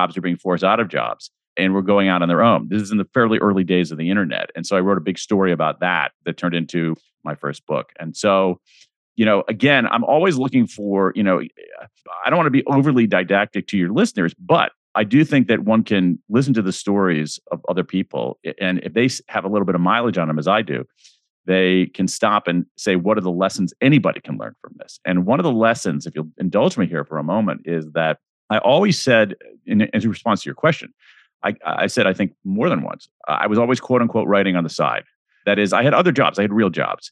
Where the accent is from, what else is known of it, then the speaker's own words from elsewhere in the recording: Central Ohio, United States; I grew up in Central Ohio